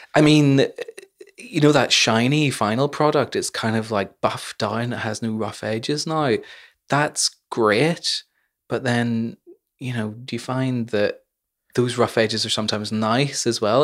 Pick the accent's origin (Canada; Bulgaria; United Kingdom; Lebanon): United Kingdom; Northern Ireland; growing up in Northern Ireland